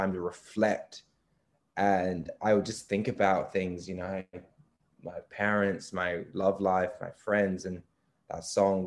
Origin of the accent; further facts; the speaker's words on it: Perth, Western Australia, Australia; that's my hometown